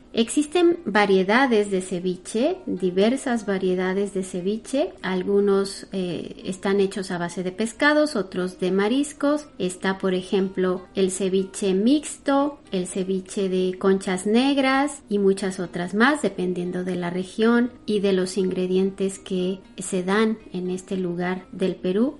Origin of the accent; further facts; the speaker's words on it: Mexico; Yo soy mexicana